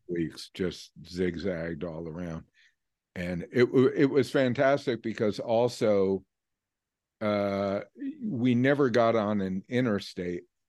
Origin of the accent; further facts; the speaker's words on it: New York, United States; moved away as an adult; also born or lived in California / Vermont; New York, I grew up in New York, and, um, though I lived out in California for, eh, about twenty years